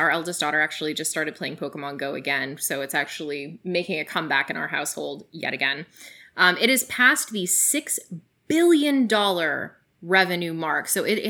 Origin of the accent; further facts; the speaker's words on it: Canada; I mean, my home country has as well.